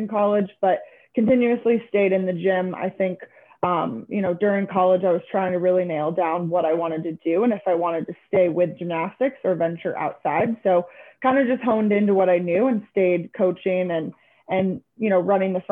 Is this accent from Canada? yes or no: no; Venice, Florida, United States; I'm originally from Venice, Florida, so not too far off here, kind of stayed in the area.